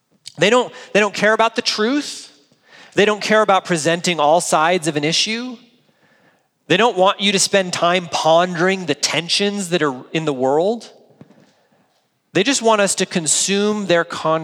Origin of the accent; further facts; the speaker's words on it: United States; as American adults